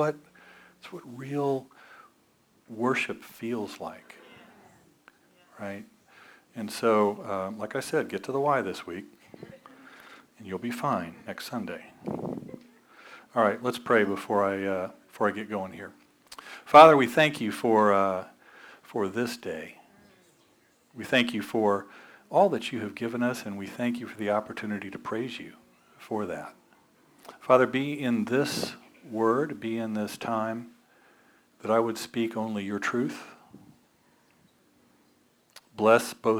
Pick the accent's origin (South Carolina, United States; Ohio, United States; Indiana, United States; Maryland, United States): Indiana, United States; Evansville; This is Holy Rosary Catholic Church in Evansville, Indiana. Now, that was my home church growing up.